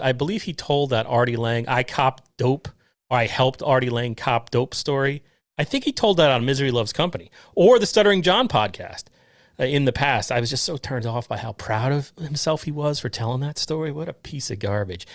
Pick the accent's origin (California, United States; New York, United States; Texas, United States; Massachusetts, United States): New York, United States; Westchester; I'm from Westchester, originally Northern Westchester.